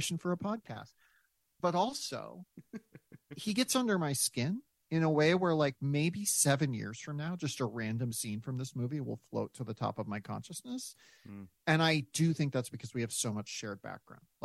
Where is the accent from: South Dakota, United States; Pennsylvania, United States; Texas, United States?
South Dakota, United States; also born or lived in Grand Rapids, Michigan; I of course then was adopted and grew up in South Dakota, but I was born in Michigan